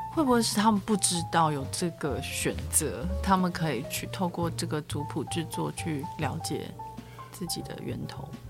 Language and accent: Chinese; Yilan County, Taiwan; 我是宜兰人，然后我们是。有一些亲戚就是南方傲，苏傲